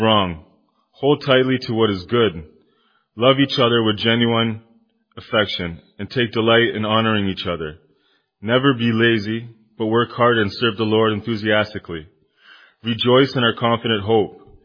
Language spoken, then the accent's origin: English; Kitchener, Ontario, Canada; moved away as an adult; now in Timmins, Canada; I'm originally from Kitchener, Ontario. I moved to Timmins about 7 years ago